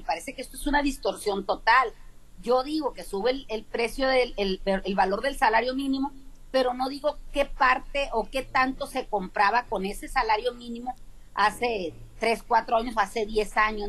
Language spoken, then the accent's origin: Spanish; Mexico; nosotros como mexicanos